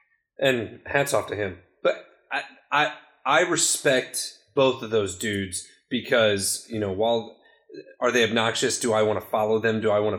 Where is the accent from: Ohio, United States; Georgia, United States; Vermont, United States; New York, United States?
Ohio, United States; I was born in Ohio.